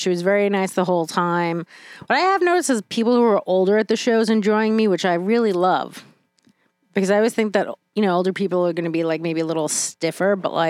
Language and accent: English; New York City, New York, United States; I am from New York City. I am the garbage that was made there.